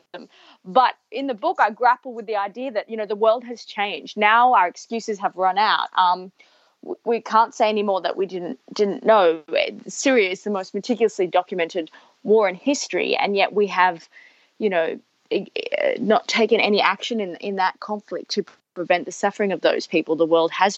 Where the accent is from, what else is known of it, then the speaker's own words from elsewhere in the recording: Perth, Western Australia, Australia; I was a teenager growing up in Perth